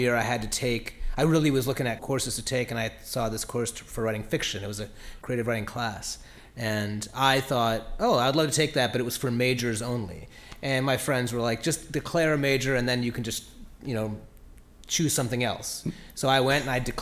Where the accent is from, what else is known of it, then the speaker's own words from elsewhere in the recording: Cleveland, Ohio, United States; moved away as an adult; now in New York, United States; I grew up in Cleveland. I've been living in New York the last 20 years